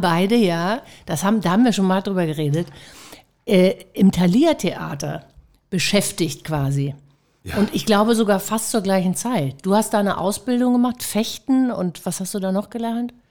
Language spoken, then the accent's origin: German; Hamburg, Germany; Ich bin ja auch eine Hamburger Dern